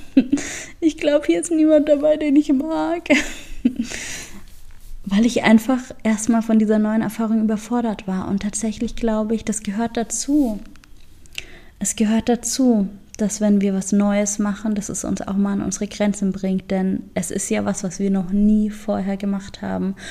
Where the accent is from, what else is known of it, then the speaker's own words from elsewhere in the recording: Augsburg, Bavaria, Germany; moved away; den Ort, aus dem ich komme, also meine Heimatstadt Augsburg